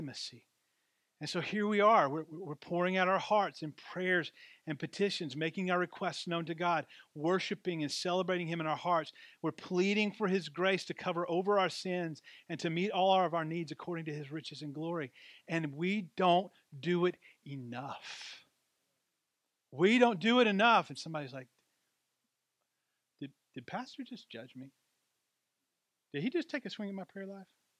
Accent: Deep South, United States; my story about growing up in the Deep South

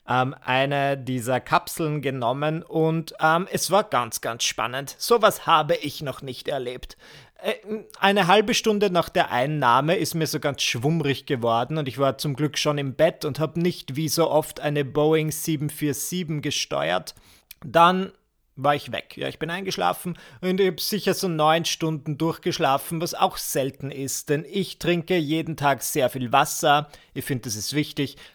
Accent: Burgenland, Austria; bin aber ins Burgenland gefahren, wo ich herkomme

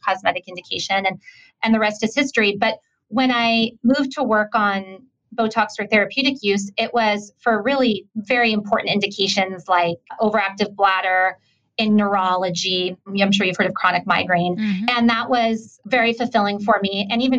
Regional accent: California, United States; moved away as an adult; also born or lived in Colorado / Providence, Rhode Island; I grew up in California

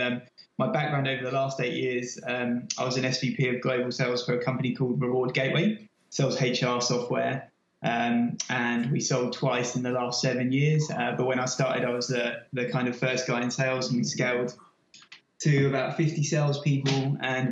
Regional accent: London, United Kingdom; moved away as an adult; also born or lived in Sydney / New York; now in Boston, United States; I'm obviously from lived and worked in London all my life. I guess I'm honorary American now. I've been there 4 years

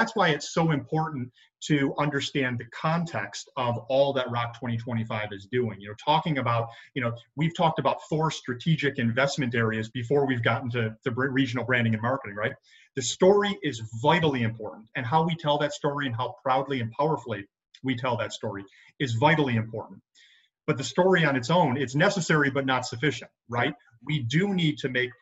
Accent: Buffalo, New York, United States; moved away as an adult; now in Rochester, United States; I think I'm from Buffalo

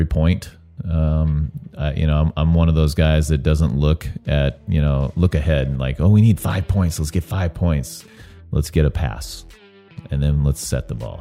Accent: Laguna Beach, California, United States; moved away as an adult; now in Austin, United States; I grew up in Laguna Beach, California, where I played volleyball

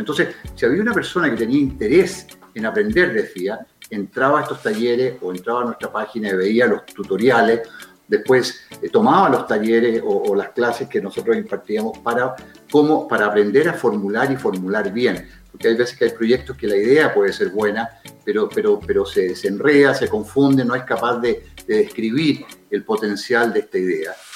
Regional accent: Chile

